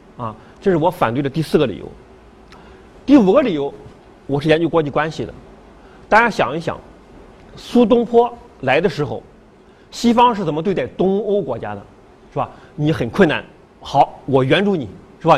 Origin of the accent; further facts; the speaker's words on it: China; now in France; 我是华侨，哈，华侨汉室